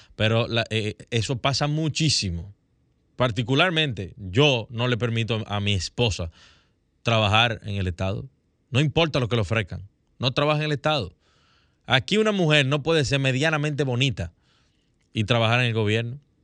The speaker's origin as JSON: {"language": "Spanish", "country": "Dominican Republic", "said": "como dominicanos"}